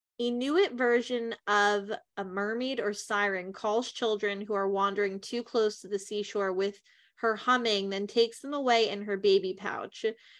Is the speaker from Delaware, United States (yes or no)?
yes; Delaware, United States; So we're from Delaware, just an FYI.